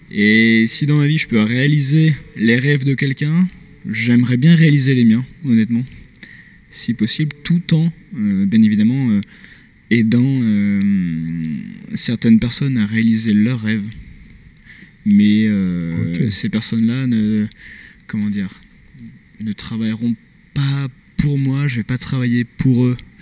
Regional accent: Grenoble, Auvergne-Rhône-Alpes, France; moved away as an adult; now in Montreal, Canada; je suis français, je viens de Grenoble

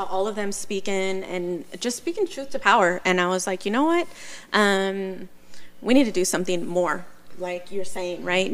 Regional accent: Richmond, California, United States; third-generation Richmond resident

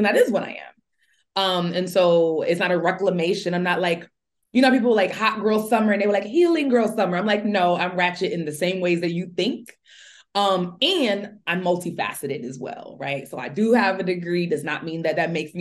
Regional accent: New York City, New York, United States; I'm from Brooklyn, East New York, specifically pre-gentrified Brooklyn

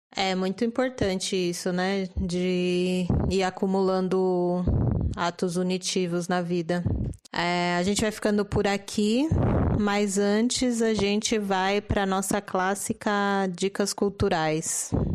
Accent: São Paulo, Brazil; paulistana e humanista

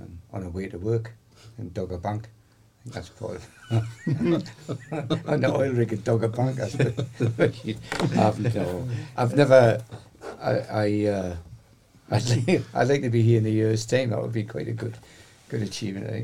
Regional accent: United Kingdom; I can't vote with my feet because I'm British

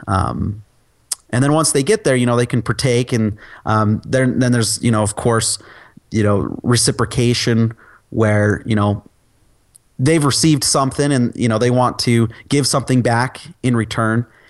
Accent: Utah, United States; I'm from Utah. I live in Utah.

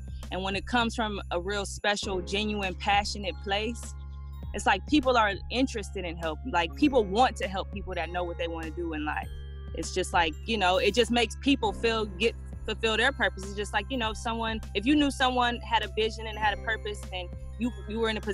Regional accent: Detroit, Michigan, United States; moved away as an adult; now in Hawaii, United States; We were originally from Detroit, so we're originally from Detroit, born and raised

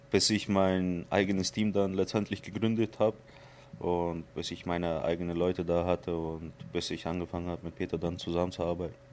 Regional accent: Surgut, Khanty-Mansi Autonomous Okrug, Russia; born there; Also ich bin in Sibirien geboren, in Surgut.

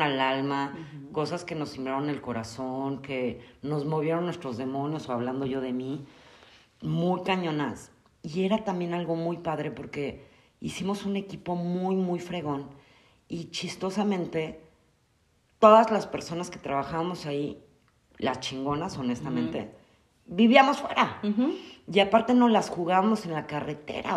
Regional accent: Mexico City, Mexico; now in Querétaro, Mexico; yo soy originaria de la Ciudad de México, ya llevo muchísimos años aquí en Querétaro

